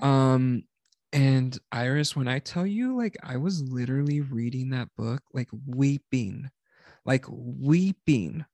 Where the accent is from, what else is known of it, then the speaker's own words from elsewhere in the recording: South Texas, United States; we grew up in South Texas